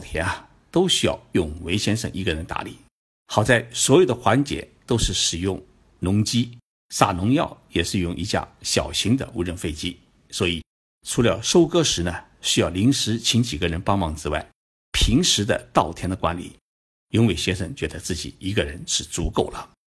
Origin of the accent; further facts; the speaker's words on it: Shandong, China; 我们山东人